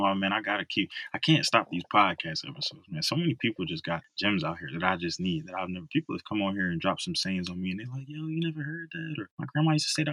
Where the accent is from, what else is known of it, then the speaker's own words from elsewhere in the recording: Philadelphia, Pennsylvania, United States; moved away; my hometown of Philadelphia